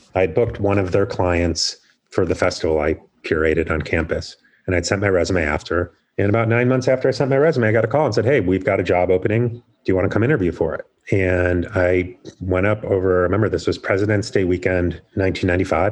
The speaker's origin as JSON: {"language": "English", "town": "Chicago", "region": "Illinois", "country": "United States", "tie": "born or raised there", "also_born_or_lived": "Claremont, California", "moved": "as an adult", "said": "I grew up in Chicago area"}